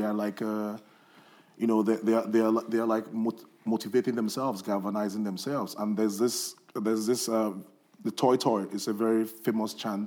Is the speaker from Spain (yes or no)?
no; Nigeria; moved away; growing up in Nigeria